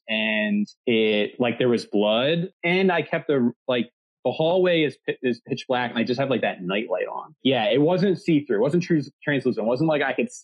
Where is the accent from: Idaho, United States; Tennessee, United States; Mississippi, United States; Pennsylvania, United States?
Pennsylvania, United States; Delaware County outside of Philadelphia; I grew up in Delaware County outside of Philadelphia